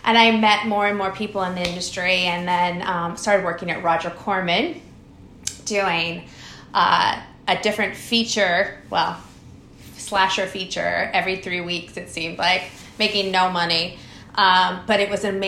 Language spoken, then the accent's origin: English; Pasadena, California, United States; I grew up in Pasadena, so I was in the Los Angeles area